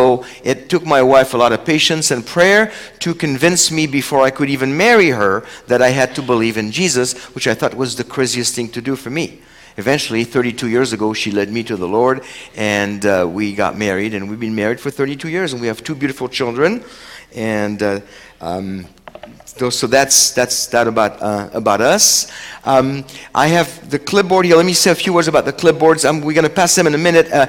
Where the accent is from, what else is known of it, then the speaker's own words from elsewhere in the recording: France; first language French; English is a second language; now in Seattle, United States; Chosen People Ministries France, which is where I'm from. So French is actually my first language.